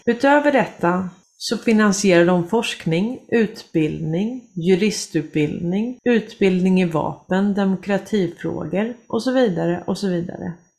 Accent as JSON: {"language": "Swedish", "country": "Sweden", "said": "vi kommer skämmas som svenskar"}